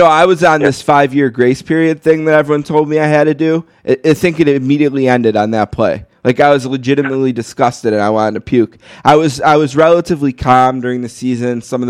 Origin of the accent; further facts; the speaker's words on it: Buffalo, New York, United States; I'm from Buffalo